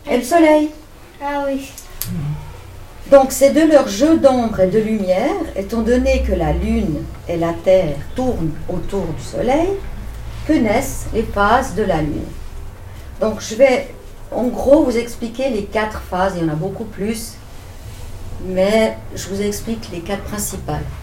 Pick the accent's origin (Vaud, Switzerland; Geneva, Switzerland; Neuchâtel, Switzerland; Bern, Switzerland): Vaud, Switzerland; Vevey; born there; moi j'habite en Valais depuis 15 euh, ans, mais je suis née euh, à Vevey.